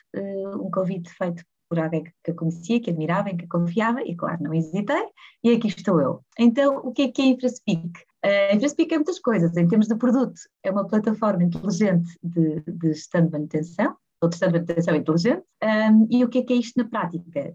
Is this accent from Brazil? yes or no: no; Porto, Norte, Portugal; nascida e criada no Porto